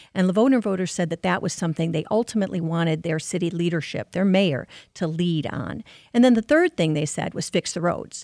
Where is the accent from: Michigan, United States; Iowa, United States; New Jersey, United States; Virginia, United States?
Michigan, United States; Livonia; born and raised in Livonia, my parents still live in Livonia